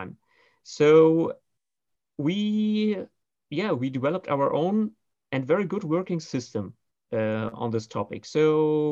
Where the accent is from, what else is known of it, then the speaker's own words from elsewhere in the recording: Berlin, Germany; I'm more the traditional Berlin-raised person